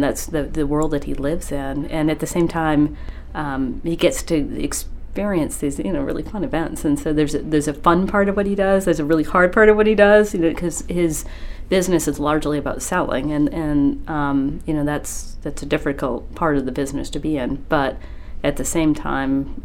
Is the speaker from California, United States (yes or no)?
no; Winn, Maine, United States; I grew up in Wynn, Maine, which is about an hour north of Bangor